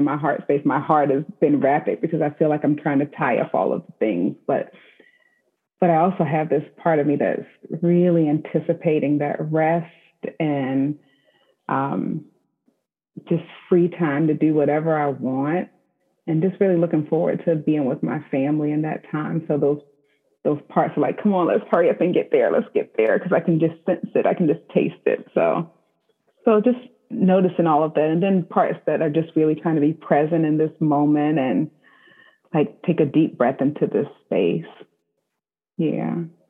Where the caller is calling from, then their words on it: Spotsylvania, Virginia, United States; So I am checking in from Spotsylvania, Virginia, and where I'm at home in my home office.